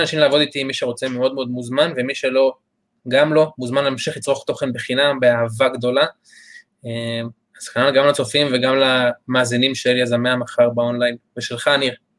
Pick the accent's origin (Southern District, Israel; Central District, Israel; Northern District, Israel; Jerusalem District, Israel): Southern District, Israel; Re'im; אני במקור מקיבוץ רעים